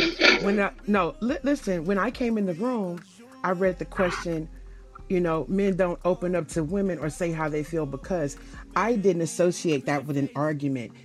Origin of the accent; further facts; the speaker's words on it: the South, United States; I'm from the South.